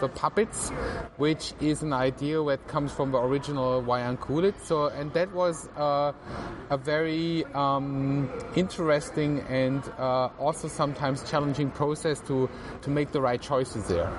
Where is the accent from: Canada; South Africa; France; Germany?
Germany; Tübingen, Baden-Württemberg; I grew up in uh, Tübingen, which is a, a, kind of like a university town, medieval university town near to Stuttgart in southern Germany.